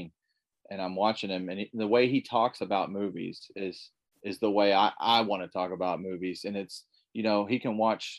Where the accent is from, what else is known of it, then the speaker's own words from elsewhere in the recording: Dawson Springs, Kentucky, United States; now in Evansville, United States; I grew up in a place called Dawson Springs, Kentucky